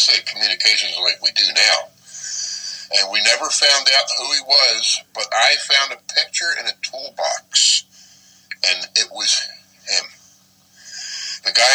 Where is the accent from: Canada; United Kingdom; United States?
United States; Collingswood, New Jersey; moved away as an adult; also born or lived in Haddon Heights, New Jersey / Haddonfield, New Jersey / Houston, Texas; I was born in Collingswood. My parents moved to Haddon Heights until I was 7. Then we moved to Haddonfield until I was 11